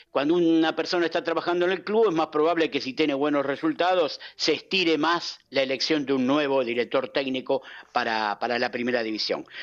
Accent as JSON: {"language": "Spanish", "country": "Argentina", "said": "como buen argentino"}